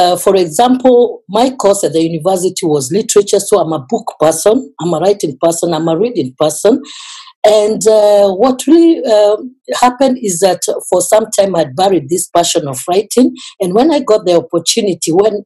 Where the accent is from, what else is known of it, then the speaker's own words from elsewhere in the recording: Kenya; now in Cologne, Germany; I am a Kenyan, but I reside in Cologne